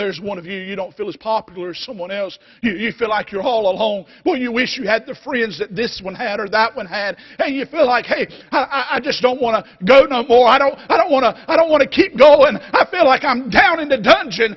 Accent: North Carolina, United States; North Carolina

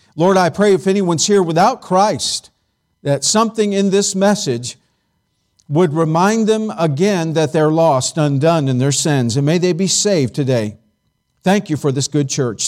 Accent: California, United States; moved away; I grew up in California

